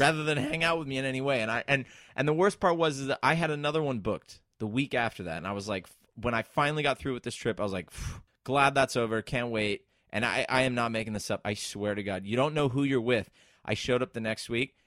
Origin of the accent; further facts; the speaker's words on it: San Diego, California, United States; now in United Kingdom; I grew up in San Diego, California